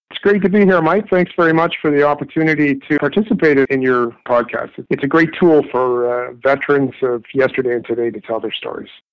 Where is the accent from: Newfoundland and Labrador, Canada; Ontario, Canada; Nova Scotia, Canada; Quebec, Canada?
Ontario, Canada; Toronto; Toronto is my hometown